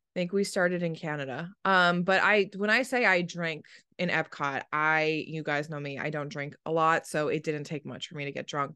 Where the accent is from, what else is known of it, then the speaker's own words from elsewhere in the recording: East Coast, United States; I grew up on the East Coast